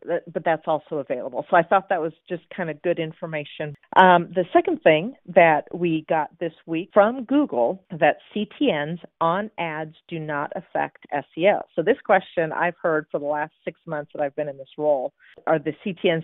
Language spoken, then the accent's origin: English; Seattle, Washington, United States; Seattle, that's also my hometown.